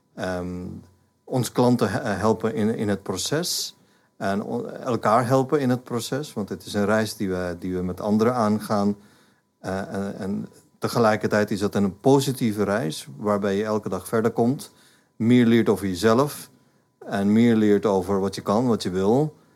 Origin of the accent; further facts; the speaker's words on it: India; Dutch is a second language; moved away as an adult; now in Netherlands; Ik ben in India opgegroeid. Ehm, maar de laatste 35 jaar woon ik in Nederland